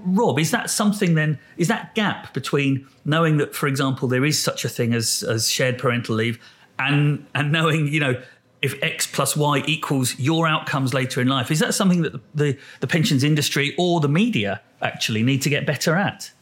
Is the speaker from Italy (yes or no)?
no; United Kingdom; we're British as well